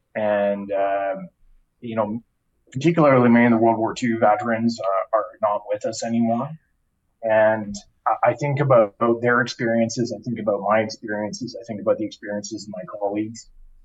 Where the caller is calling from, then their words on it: Calgary, Alberta, Canada; I'm joining you from Calgary, from my home.